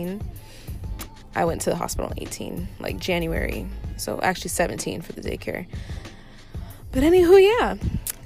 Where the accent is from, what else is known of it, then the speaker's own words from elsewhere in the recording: Orlando, Florida, United States; I'm from Orlando, Florida